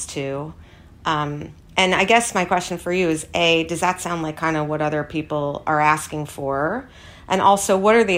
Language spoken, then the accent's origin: English; New York City, New York, United States; I grew up on the Upper East Side